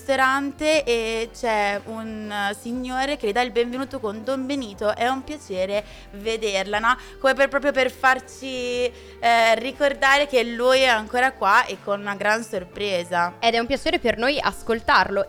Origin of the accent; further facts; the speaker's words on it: Trezzano sul Naviglio, Lombardy, Italy; io sono di Trezzano sul Naviglio